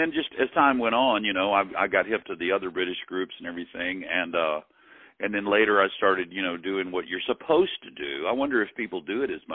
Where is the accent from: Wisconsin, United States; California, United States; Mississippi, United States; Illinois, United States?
Mississippi, United States; Hattiesburg; Bobby Field and I are both born and raised in Hattiesburg, Mississippi